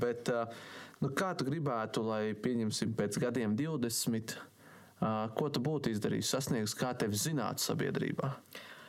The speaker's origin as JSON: {"language": "Latvian", "town": "Sigulda", "country": "Latvia", "said": "es esmu no Siguldas"}